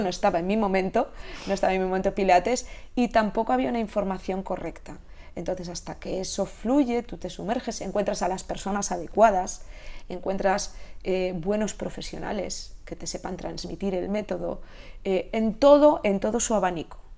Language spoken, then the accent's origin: Spanish; Catalonia, Spain; moved away as an adult; now in Galicia, Spain; tengo mi, corazón eh, catalán de haber nacido y criado allí, criado allí